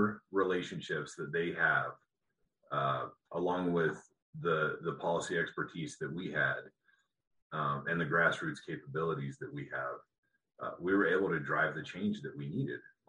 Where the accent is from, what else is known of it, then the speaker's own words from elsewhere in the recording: Colorado, United States; where I grew up in Colorado